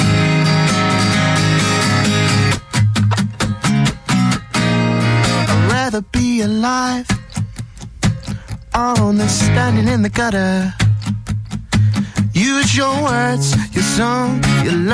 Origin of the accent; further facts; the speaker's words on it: Southampton, South East England, United Kingdom; Southampton is my hometown